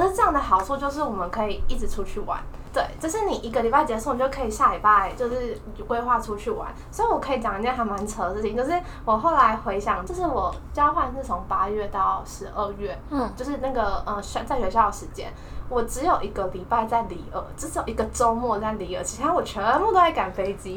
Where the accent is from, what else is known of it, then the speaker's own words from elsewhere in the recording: Taiwan; 我们台湾人